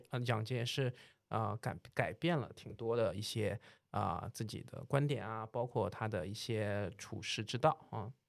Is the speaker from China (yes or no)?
yes; China; 因为其实我们中国人是比较擅长在这个小台子上面去玩这些旋转的